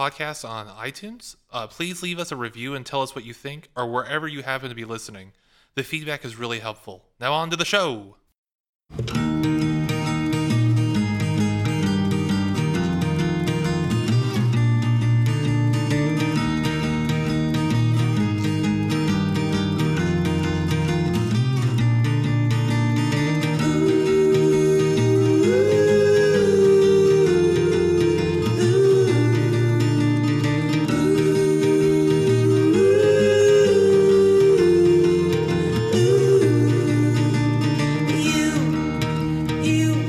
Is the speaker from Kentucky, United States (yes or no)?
no; Oklahoma, United States; born or raised there